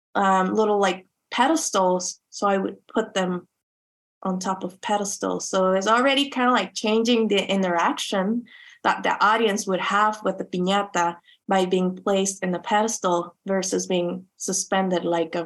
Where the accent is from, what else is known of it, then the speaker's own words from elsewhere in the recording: Chula Vista, California, United States; those little objects that reminded me of growing up in Chula Vista, or like what I like to call it, Chula Juana.